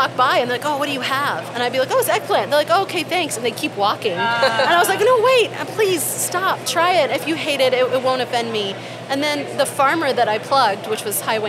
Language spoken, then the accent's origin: English; Moore, Oklahoma, United States; I grew up in Moore, Oklahoma